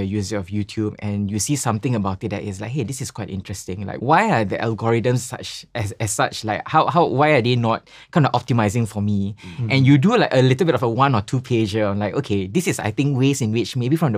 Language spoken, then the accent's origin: English; Singapore; Like, I'm from Singapore, you know, this is what I've learned, or like what I'm observing. Here's a little one pager that might help you in your product design. Please, like, this is a suggestion I have from coming from Southeast Asia.